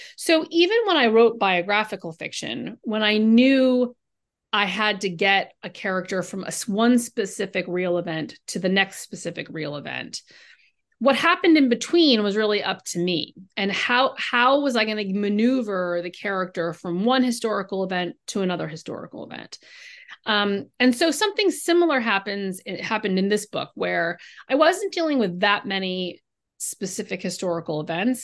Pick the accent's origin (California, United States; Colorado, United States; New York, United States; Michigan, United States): California, United States; I grew up in California